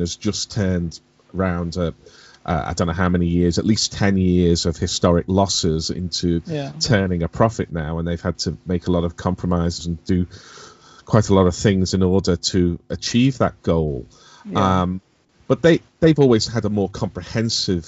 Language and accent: English; Liverpool, North West England, United Kingdom; When I was growing up in the 70s and into the early 80s, growing up in Liverpool